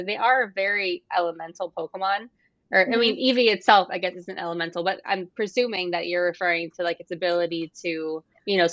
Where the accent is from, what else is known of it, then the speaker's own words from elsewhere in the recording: Miami, Florida, United States; also born or lived in Arizona; now in California, United States; I grew up in Miami, then I moved to Arizona, now I live in California